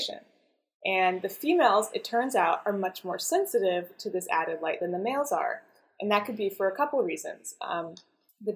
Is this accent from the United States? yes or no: yes; Idaho, United States; moved away as an adult; also born or lived in Boston; I grew up in Idaho